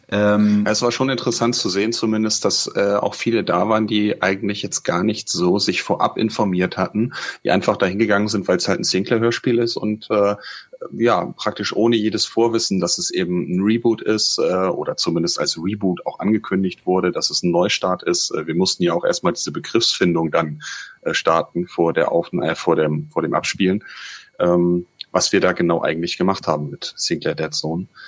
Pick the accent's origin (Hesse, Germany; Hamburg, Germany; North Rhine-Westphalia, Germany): Hamburg, Germany; Und das so sage ich als Hamburger.